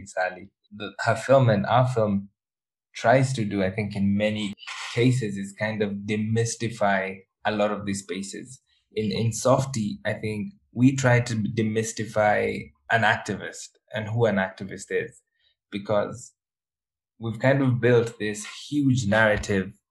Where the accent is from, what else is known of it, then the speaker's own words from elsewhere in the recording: Kenya; I'm a Kenyan